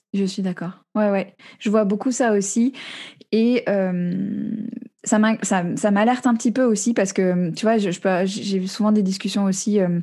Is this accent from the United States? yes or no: yes; United States; now in France; j'ai grandi aux États-Unis, je suis très branchée sur la culture là-bas